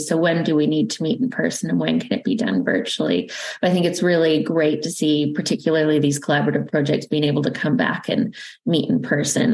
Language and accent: English; Canada; accent: Canadian; now in London, United Kingdom; it's Canadian accent. So I'm originally from Canada, but now also British